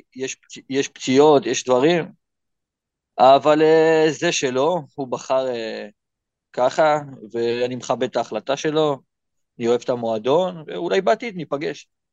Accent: Israel; moved away as an adult; now in Thailand

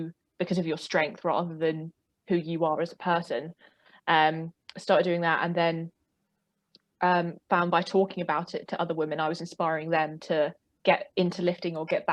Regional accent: South East England, United Kingdom; accent: southeast of England; I live in England, specifically in the southeast of England, if you couldn't tell by my accent.

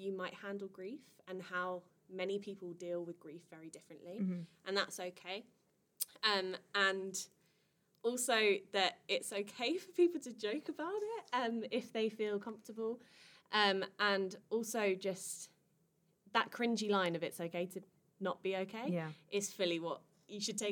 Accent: Kent, South East England, United Kingdom; I'm from Kent.

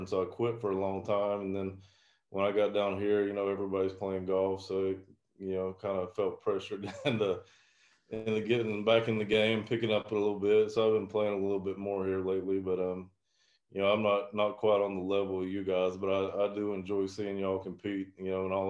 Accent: Jefferson County, Tennessee, United States; my hometown newspaper in Jefferson County

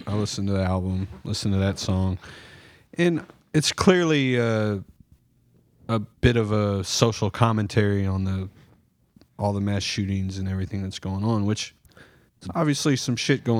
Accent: Texas, United States; I felt disrespected as a Texan.

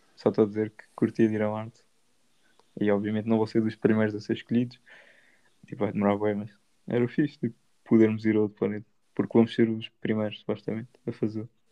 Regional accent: Portugal; somos portugueses

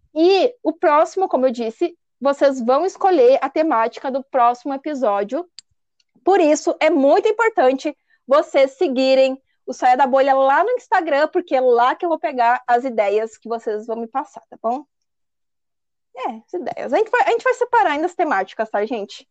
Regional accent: São Paulo, Brazil; Eu sou paulista

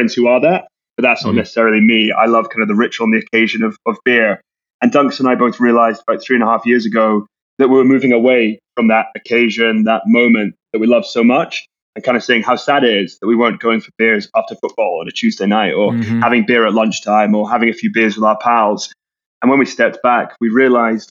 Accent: Scotland, United Kingdom; We grew up together in Scotland

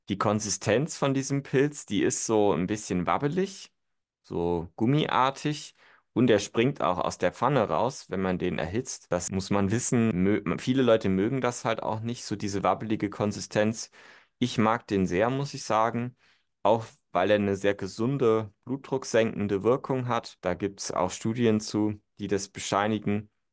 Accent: Germany; bei uns in Deutschland

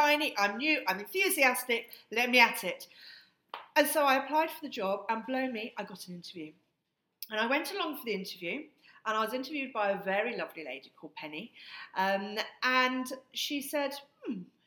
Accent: Hertfordshire, East of England, United Kingdom; our home in Hertfordshire

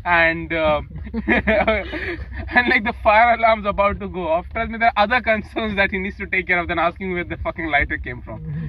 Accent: Peshawar, Khyber Pakhtunkhwa, Pakistan; I'm from Peshawar

